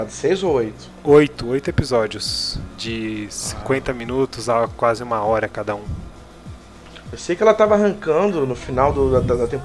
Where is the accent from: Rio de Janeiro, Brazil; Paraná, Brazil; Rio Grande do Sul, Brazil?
Rio de Janeiro, Brazil; now in São Paulo, Brazil; eu sou carioca, né?